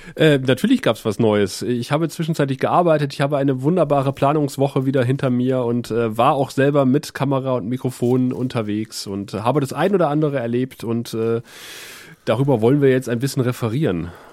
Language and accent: German; West Germany, Germany; als Wessi